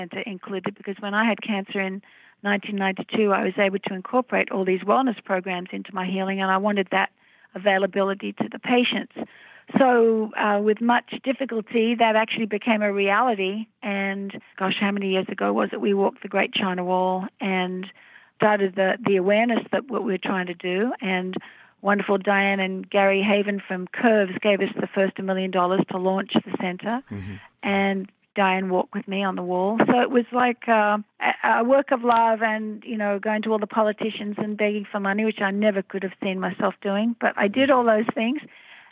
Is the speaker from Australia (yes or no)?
yes; Melbourne, Victoria, Australia; my hometown of Melbourne, Australia, where I grew up